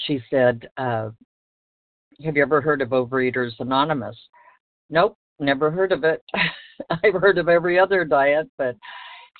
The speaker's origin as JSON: {"language": "English", "town": "Los Angeles", "region": "California", "country": "United States", "tie": "born or raised there", "said": "I was born in Los Angeles"}